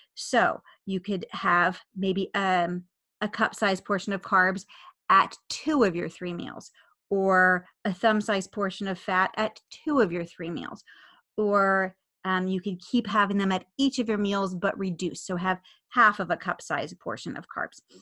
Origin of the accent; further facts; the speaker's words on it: United States; I'm an American